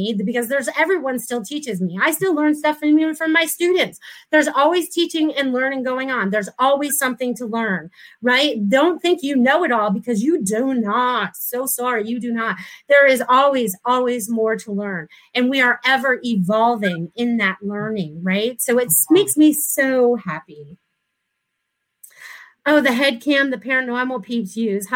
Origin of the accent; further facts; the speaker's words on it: New England, United States; moved away as an adult; now in Florida, United States; I was from New England. I'd never really visited Florida, but I came here in 1994.